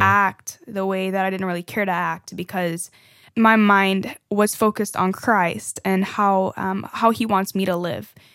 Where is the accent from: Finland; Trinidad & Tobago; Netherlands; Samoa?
Trinidad & Tobago; now in United States; I am from Trinidad, for, you know, a fun fact again. Um, and that's why sometimes y'all hear the accent coming out a little bit here and there.